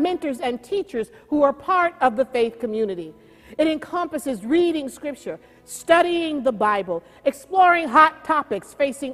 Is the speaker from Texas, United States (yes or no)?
no; Oakland, California, United States; I grew up in Oakland, California, with two older sisters and one younger brother.